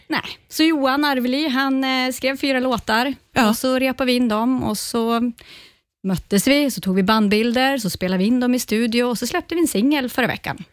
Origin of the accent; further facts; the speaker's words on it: Ånge, Västernorrland County, Sweden; började i musikskolan hemma i Ånge